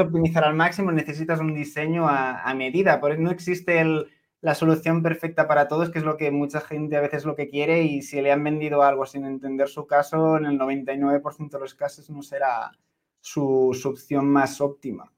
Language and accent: Spanish; Barcelona, Catalonia, Spain; moved away as an adult; now in Cyprus; yo, soy de Barcelona, pero he preferido Chipre